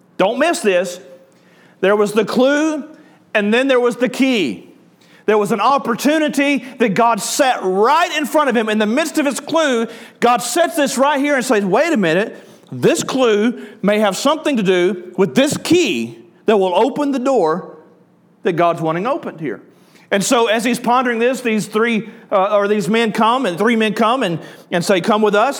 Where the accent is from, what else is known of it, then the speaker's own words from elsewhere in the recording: the South, United States; accent: southern; I'll just use my southern accent.